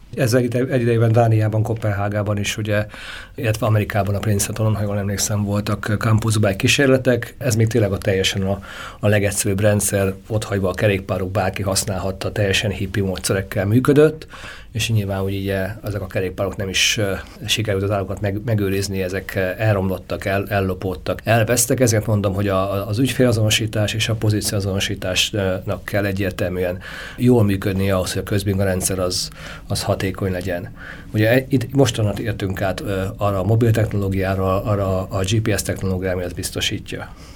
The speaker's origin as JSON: {"language": "Hungarian", "region": "Great Hungarian Plain", "country": "Hungary", "said": "az Alföldön, ahol én származom"}